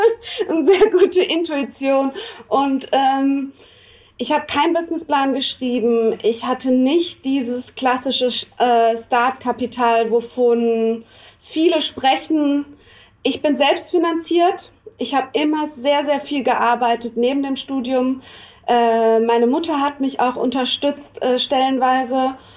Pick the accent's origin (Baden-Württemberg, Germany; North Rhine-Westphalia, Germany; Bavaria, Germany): Baden-Württemberg, Germany; Freiburg; moved away as an adult; also born or lived in New York; now in Düsseldorf, Germany; ich komme gebürtig aus Freiburg